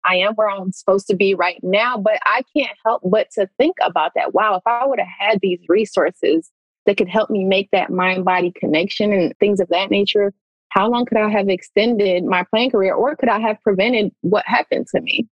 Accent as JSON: {"language": "English", "town": "Pontiac", "region": "Michigan", "country": "United States", "tie": "born or raised there", "said": "I grew up in Pontiac, Michigan, a poverty stricken city, urban city"}